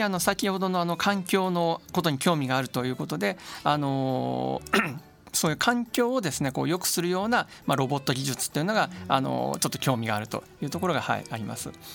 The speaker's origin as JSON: {"language": "Japanese", "town": "Hachioji", "region": "Tokyo", "country": "Japan", "tie": "born or raised there", "also_born_or_lived": "Higashikurume, Tokyo / Mitaka, Tokyo / Osaka / Hokkaido", "said": "私はですね東京出身でえっ、ー、と生まれは東久留米、えー、この近くですね、えー、育ちは八王子、えー、それから三鷹"}